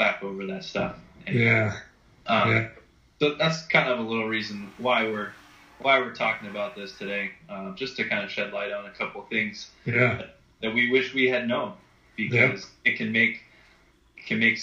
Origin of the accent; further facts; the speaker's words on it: Massachusetts, United States; now in Maui, United States; I live in Maui now, but I I'm originally from Massachusetts